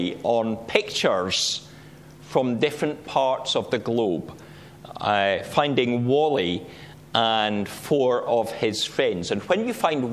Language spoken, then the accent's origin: English; Scottish Borders, Scotland, United Kingdom; Where I grew up in the Scottish Borders, we had a dye works that used to dye wool.